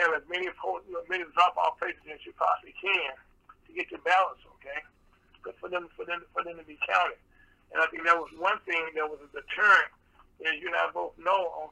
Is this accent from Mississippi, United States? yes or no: yes; Mississippi, United States; moved away; also born or lived in Delta, Louisiana; I grew up in Mississippi where they had the poll tax and stuff like that.